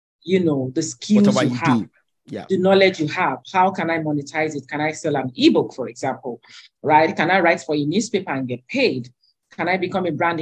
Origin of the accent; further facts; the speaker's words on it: Alimosho, Lagos, Nigeria; where I grew up in Alimosho